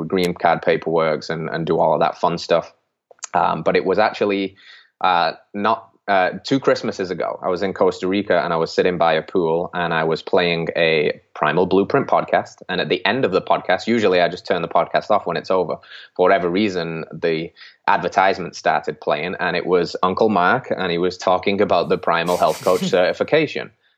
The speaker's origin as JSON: {"language": "English", "region": "England", "country": "United Kingdom", "moved": "as an adult", "said": "I originally from England in the UK"}